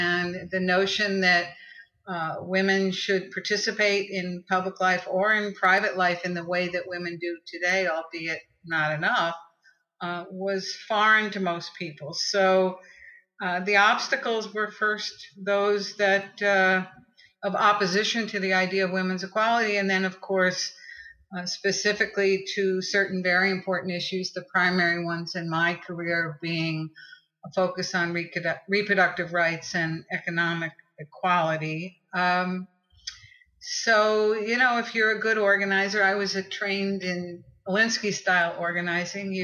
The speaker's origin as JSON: {"language": "English", "region": "New York", "country": "United States", "tie": "born or raised there", "said": "I grew up in New York, and I grew up in a very political family"}